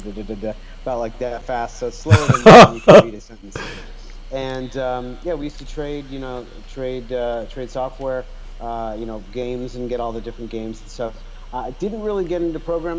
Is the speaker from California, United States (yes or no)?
yes; Los Angeles, California, United States; also born or lived in Austria; I'm a Los Angeles native